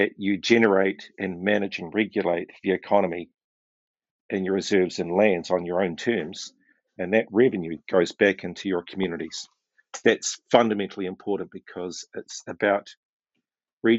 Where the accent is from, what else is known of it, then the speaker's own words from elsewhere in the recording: Ngāi Tahu, South Island, New Zealand; I'm from Ngaitahu. We lead research in our tribe, and I'm the head of our village and hapu in the South Island